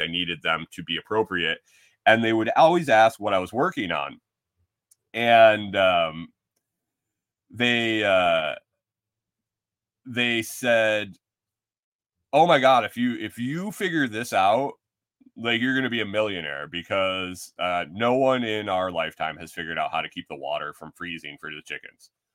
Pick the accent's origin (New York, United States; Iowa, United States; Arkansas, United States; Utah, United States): New York, United States; Western; moved away as an adult; also born or lived in Minnesota; growing up in Western New York